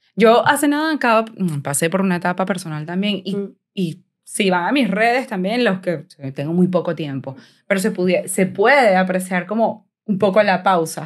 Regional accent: Venezuela; moved away; como venezolanos, porque soy venezolana también, y que hemos inmigrado

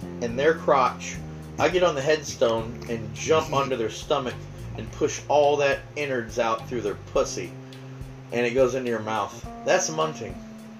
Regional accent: the Carolinas, United States; So don't go hating on pork. I'm from the Carolinas.

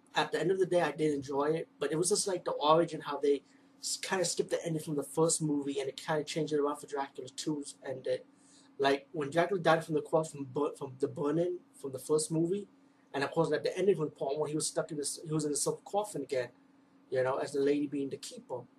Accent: New York City, New York, United States; I'm from the East Coast, from the Bronx of New York.

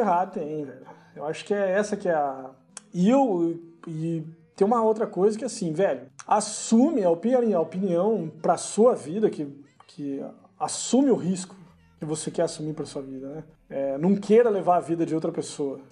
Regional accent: Brazil; moved away; no Brasil, cara, que é onde eu, de onde eu venho

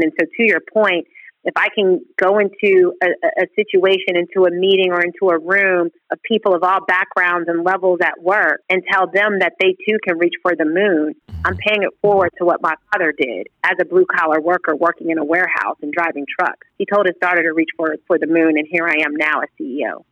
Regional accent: Texas, United States; also born or lived in Rochester / New Jersey; we moved from Rochester to Texas when I was in the fifth grade.

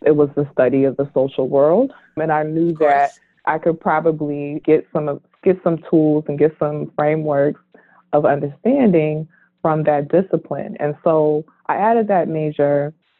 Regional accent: Oakland, California, United States; I'm originally from Oakland, California

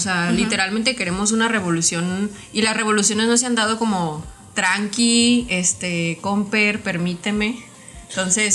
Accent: Mexico; idolatramos como mexicanos

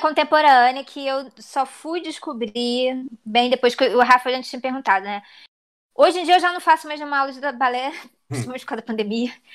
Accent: Rio de Janeiro, Brazil; also born or lived in Southampton, England; a minha vida inteira eu vivi no Meyer

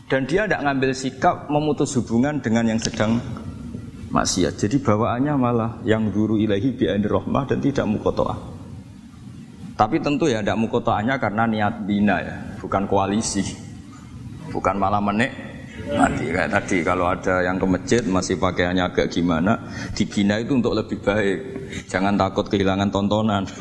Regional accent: Java, Indonesia; perilaku kita sebagai orang Jawa atau orang timur, orang Indonesia ternyata ada pembenaran di ikhya

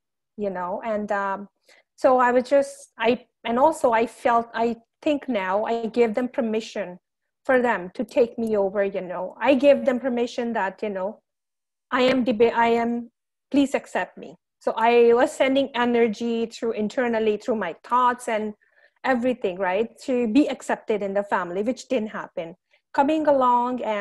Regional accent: India; moved away as an adult; now in Canada; I came from India 15 years ago as a student

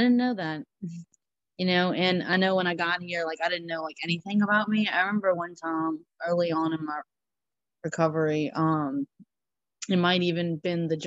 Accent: Louisiana, United States; I'm from Louisiana. It's all flat

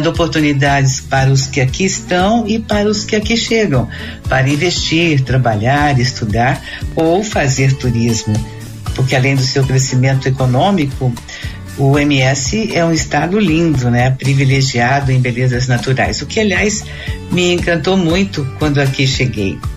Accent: Paraná, Brazil; now in Mato Grosso do Sul, Brazil; Eu não nasci aqui, sou paranaense, mas estou aqui tempo suficiente para me sentir somatogrossense. O MS é a minha segunda casa.

